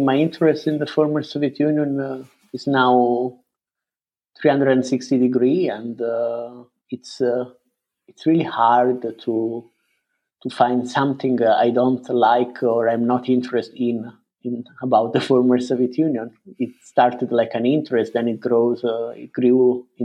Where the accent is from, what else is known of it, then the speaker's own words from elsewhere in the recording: Italy; moved away as an adult; also born or lived in United Kingdom; now in Berlin, Germany; I come from Italy, but I have been living in Berlin for the last 10 years